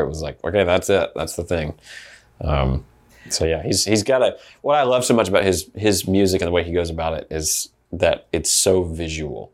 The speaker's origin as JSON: {"language": "English", "town": "Opelika", "region": "Alabama", "country": "United States", "tie": "born or raised there", "said": "So I was born in Opelika, Alabama"}